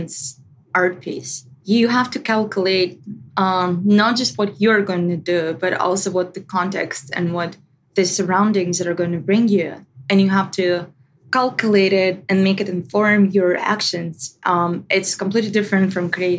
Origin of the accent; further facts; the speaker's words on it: Russia; When I was growing up, first 10 years of my life were amazing. I loved them. It was years of actual democracy in Russia